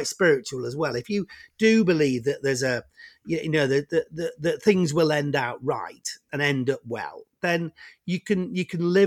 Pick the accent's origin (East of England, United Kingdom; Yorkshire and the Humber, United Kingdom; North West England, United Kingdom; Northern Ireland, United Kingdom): North West England, United Kingdom; Warrington; I grew up in Warrington, which is you know, just halfway between Manchester and Liverpool.